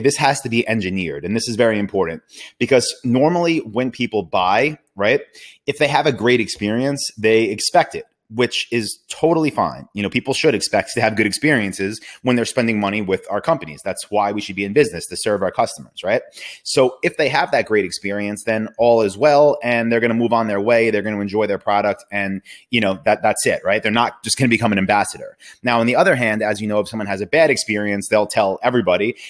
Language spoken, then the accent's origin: English; New York City, New York, United States; now in Austin, United States; I'm from New York